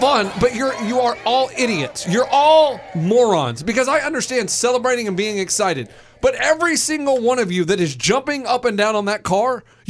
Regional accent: Austin, Texas, United States; I was raised in Austin, Texas.

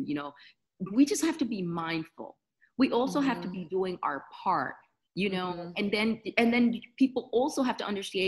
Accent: New York City, New York, United States; Dominican from New York, just like me

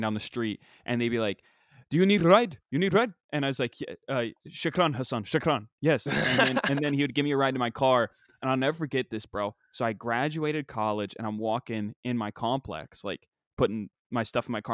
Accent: Parkersburg, West Virginia, United States; growing up in Parkersburg

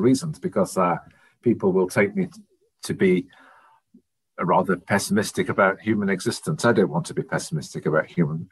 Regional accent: Yorkshire and the Humber, United Kingdom; also born or lived in Santa Barbara, California; I'm from Yorkshire, and I've not lived really anywhere else in England

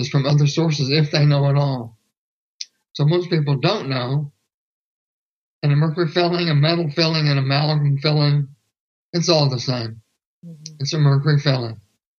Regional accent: Houston, Texas, United States; I'm from Houston, Texas.

